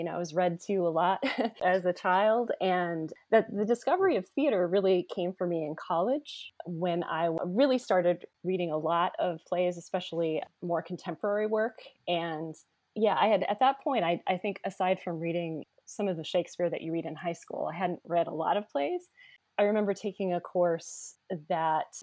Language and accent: English; Omaha, Nebraska, United States; moved away as an adult; also born or lived in Chicago; now in Louisville, United States; I'm originally from Omaha, Nebraska. I'm a Midwesterner.